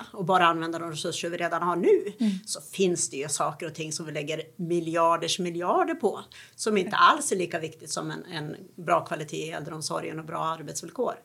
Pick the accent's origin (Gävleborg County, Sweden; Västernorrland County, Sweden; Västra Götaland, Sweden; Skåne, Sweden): Gävleborg County, Sweden; Gävle; jag är ju från Gävle